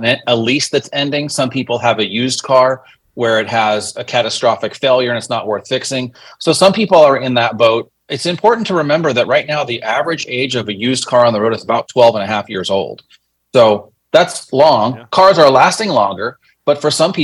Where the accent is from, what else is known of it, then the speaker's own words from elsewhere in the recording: Los Angeles, California, United States; I grew up in Los Angeles